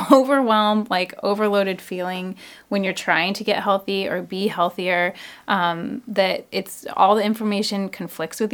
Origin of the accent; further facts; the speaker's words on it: Issaquah, Washington, United States; now in Seattle, United States; I grew up in Issaquah.